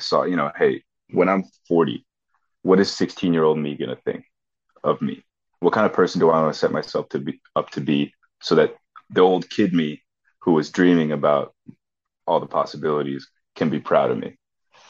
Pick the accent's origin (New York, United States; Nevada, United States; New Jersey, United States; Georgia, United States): New Jersey, United States; Tenafly; growing up in Tenafly